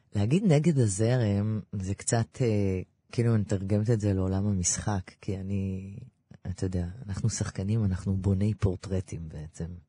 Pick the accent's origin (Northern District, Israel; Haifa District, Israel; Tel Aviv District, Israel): Tel Aviv District, Israel; Ramat Gan; גדלתי ברמת גן, נולדתי בביאליק 99